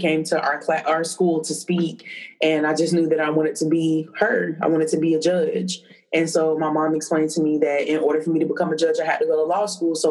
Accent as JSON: {"language": "English", "town": "Tallahassee", "region": "Florida", "country": "United States", "tie": "born or raised there", "said": "I'm born and raised in Tallahassee"}